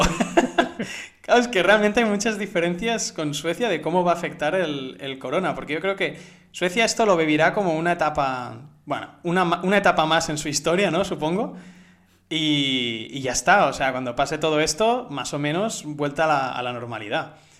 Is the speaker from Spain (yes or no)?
yes; Spain; also born or lived in Barcelona; yo soy español